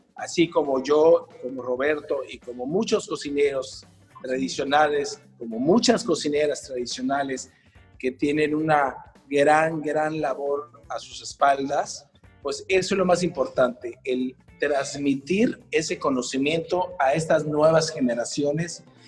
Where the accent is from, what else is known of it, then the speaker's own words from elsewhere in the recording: Yucatán, Mexico; como yucatecos es algo que amamos muchísimo desde que nacemos, puesto que lo llevamos en la sangre